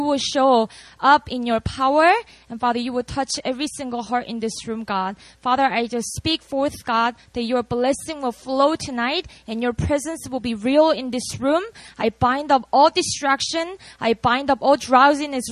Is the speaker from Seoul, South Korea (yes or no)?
no; Busan, South Korea; moved away; I was born and raised in Korea. I'm from a city called Busan